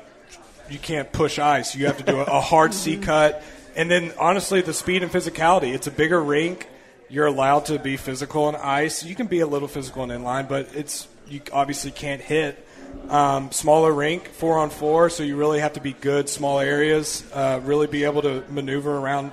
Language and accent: English; Tennessee, United States; being born and raised in Tennessee